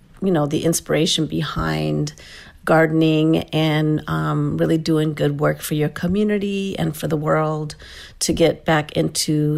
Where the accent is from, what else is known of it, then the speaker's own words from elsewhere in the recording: Denver, Colorado, United States; I am a native from Denver, Colorado